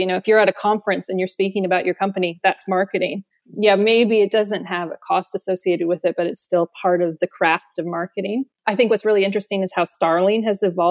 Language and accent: English; Austin, Texas, United States; moved away as an adult; now in London, United Kingdom; I am originally from Austin, Texas. I moved to London 13 or 14 years ago.